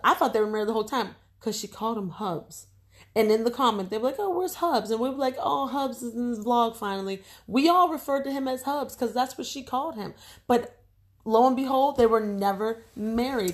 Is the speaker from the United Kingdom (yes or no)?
no; United States; we're African American, our ancestors are African. Excuse me, we're American